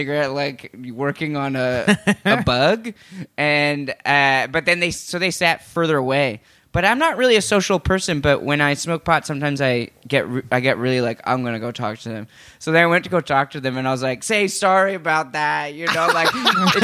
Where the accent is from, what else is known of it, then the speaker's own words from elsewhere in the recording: Vancouver, British Columbia, Canada; I'm from Vancouver, where no one even talks to each other